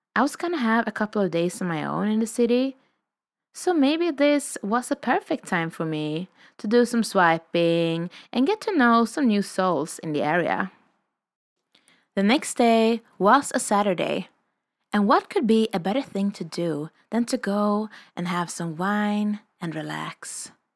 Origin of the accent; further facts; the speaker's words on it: Sweden; moved away as an adult; also born or lived in Revelstoke, Canada; I'm a vagabond from Sweden, currently exploring in North America